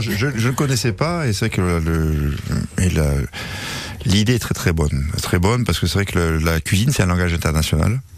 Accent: France; moved away; je suis français. Euh, moi, on m'appelle le français

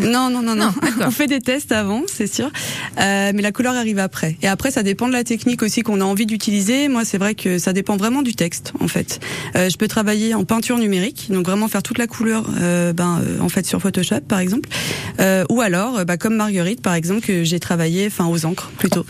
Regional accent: the Alps, France; toute mon enfance dans les Alpes, dans les campagnes

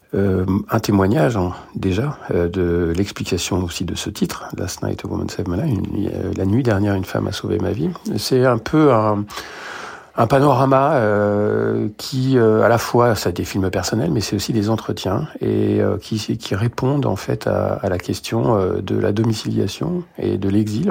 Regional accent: France; also born or lived in Beirut, Lebanon; je suis né à Beyrouth et voilà, j'ai grandi en France

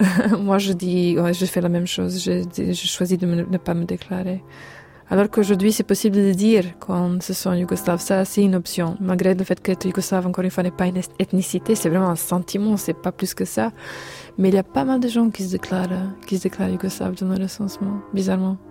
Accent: Serbia; chez nous en Serbie

